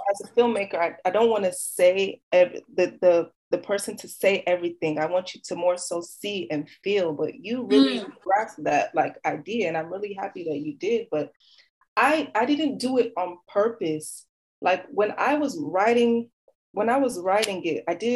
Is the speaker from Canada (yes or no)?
no; Nigeria; We're Nigerian kids too.